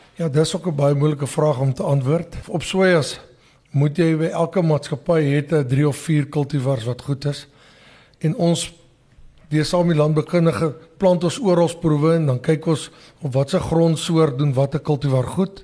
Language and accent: Afrikaans; Delareyville, North West, South Africa; also born or lived in Wonderfontein, Mpumalanga; now in Mpumalanga, South Africa; Ek is gebore in Delareyville distrik in die Noordweste.